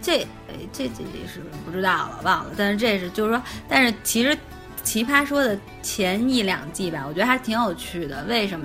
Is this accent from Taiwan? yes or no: no; Beijing, China; 作为北京人